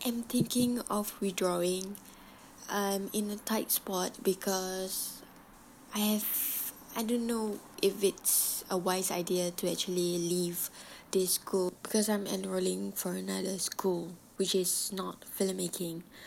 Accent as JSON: {"language": "English", "country": "Philippines", "said": "I'm a Filipino student"}